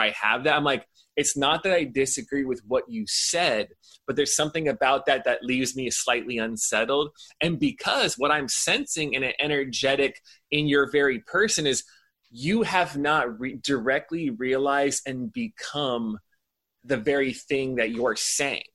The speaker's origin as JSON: {"language": "English", "town": "Temple City", "region": "California", "country": "United States", "tie": "born or raised there", "said": "I was born in Temple City"}